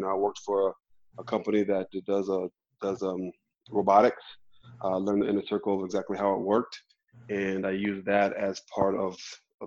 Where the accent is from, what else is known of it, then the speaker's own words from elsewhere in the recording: New Mexico, United States; also born or lived in Albuquerque, New Mexico; I'm a native from New Mexico, born and raised in Albuquerque, raised in northern New Mexico in the mountains